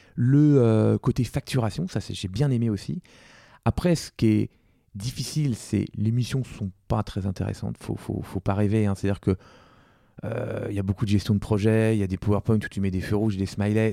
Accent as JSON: {"language": "French", "town": "Versailles", "region": "Île-de-France", "country": "France", "also_born_or_lived": "Compiègne", "said": "j'ai pu rentrer en SP plus proche de chez moi à Versailles"}